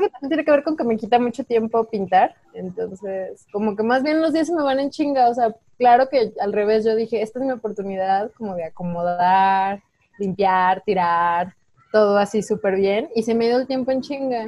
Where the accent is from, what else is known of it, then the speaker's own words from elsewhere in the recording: Guanajuato, Mexico; crecí en Guanajuato, que es un lugar muy conservador